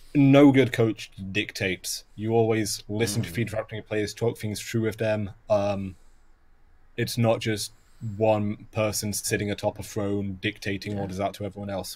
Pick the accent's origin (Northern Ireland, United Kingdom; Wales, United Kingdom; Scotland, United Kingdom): Wales, United Kingdom; Welsh; I am Welsh